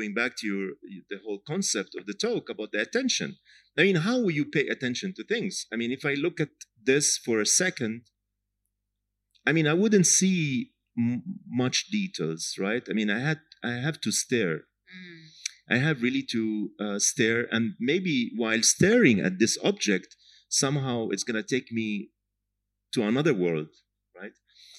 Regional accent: Jaffa, Tel Aviv District, Israel; Jaffa, my hometown

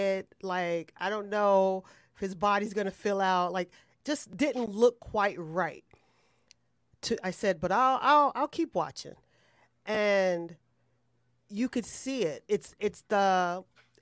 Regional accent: Illinois, United States; I'm from Illinois

